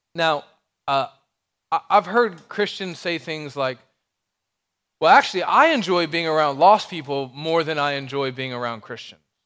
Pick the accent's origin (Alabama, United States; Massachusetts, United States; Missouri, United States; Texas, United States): Alabama, United States; moved away; I'm from Alabama